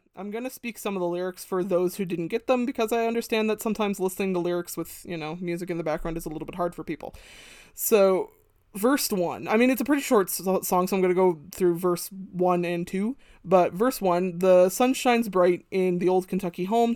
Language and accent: English; Canada; as a young kid growing up in Canada